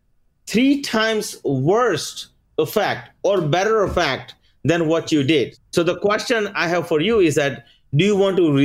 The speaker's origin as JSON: {"language": "English", "region": "Maryland", "country": "United States", "tie": "born or raised there", "also_born_or_lived": "India", "second_language": "English"}